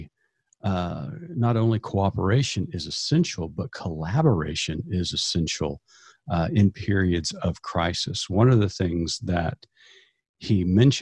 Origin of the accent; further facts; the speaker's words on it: Eastern Oklahoma, United States; growing up in Eastern Oklahoma, I knew very few people outside of my own ecosystem